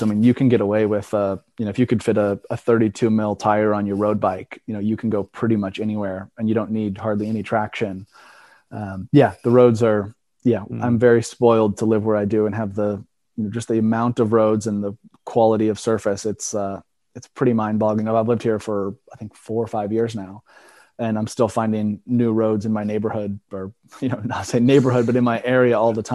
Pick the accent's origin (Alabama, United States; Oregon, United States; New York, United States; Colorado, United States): Oregon, United States; now in Vermont, United States; growing up in Oregon